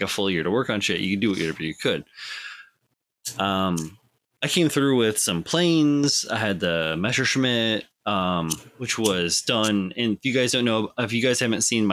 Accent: Midwest, United States; now in East Coast, United States; I grew up in the Midwest

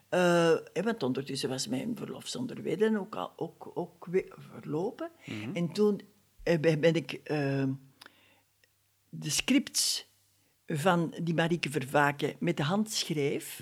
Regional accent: Dessel, Flanders, Belgium; in Dessel, hè, waar ik geboren ben

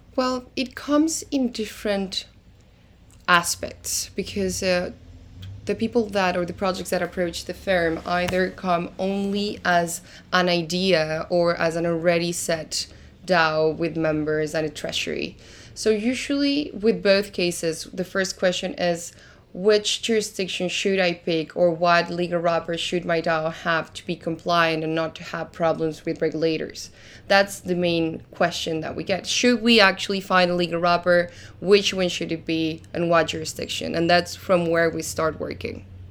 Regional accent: Argentina; English is a second language; moved away as an adult; now in Lisbon, Portugal; originally I am from Argentina, reason why you might find a little bit of an accent when I speak, and I'm living in Lisbon right now

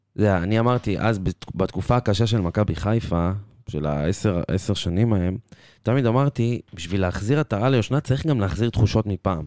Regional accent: Petah Tikva, Central District, Israel; אני מפתח תקווה

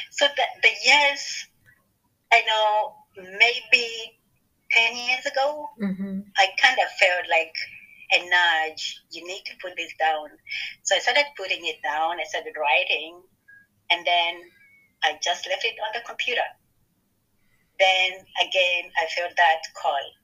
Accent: Kenya; now in Ohio, United States; I'm from Kenya, Africa, but at the moment I live in Ohio.

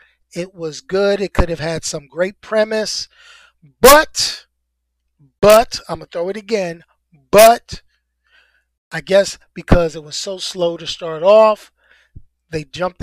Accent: New York City, New York, United States; I love my hometown

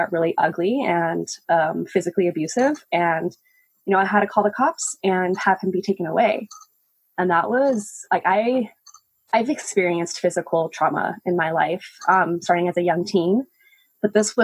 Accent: Albuquerque, New Mexico, United States; moved away as an adult; now in Portland, United States; I moved to Portland, actually a year ago to this day, from my hometown, Albuquerque. I lived in New Mexico for almost 26 years

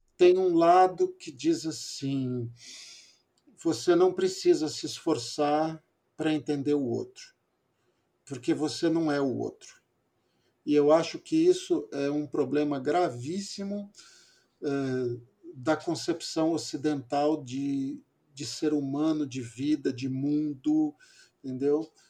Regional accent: São Paulo, Brazil; moved away; also born or lived in Amazon; eu sou paulistano

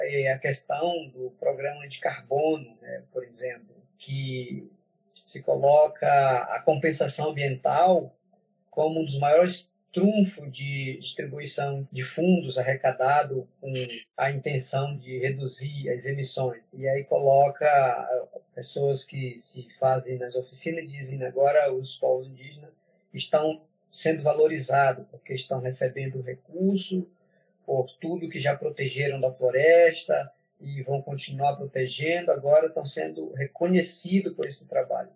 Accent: Huni Kuin territory, Acre, Brazil; Eu sou do Acre, moro no, sou do território Runicuim, no Maquiá, que fica no médio Rio Joinvira. Eu sou Runicuim

